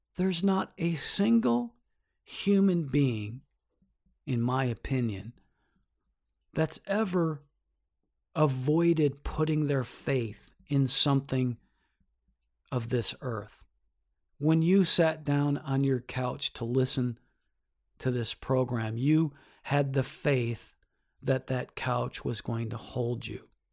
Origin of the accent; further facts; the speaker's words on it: United States; I am an American